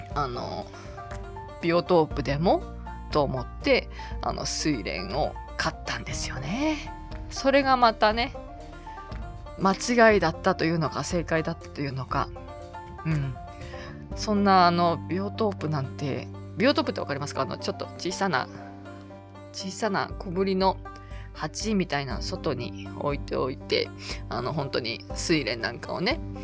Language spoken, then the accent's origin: Japanese; Tohoku, Japan; now in Kanto, Japan; 私はもともと東北で生まれ育っているので